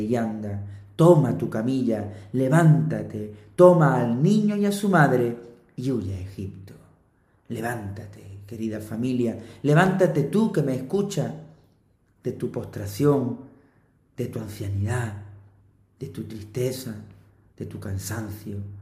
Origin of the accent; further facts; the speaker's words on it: Andalusia, Spain; de aquí, de mi tierra, de Andalucía